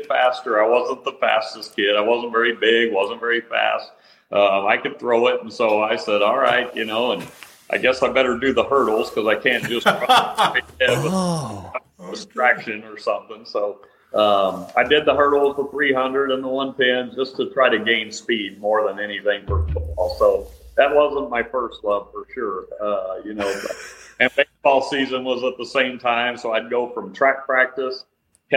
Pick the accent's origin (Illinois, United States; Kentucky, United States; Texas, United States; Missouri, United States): Texas, United States; also born or lived in Utah; now in Arizona, United States; growing up in Texas, that's kind of was the main sport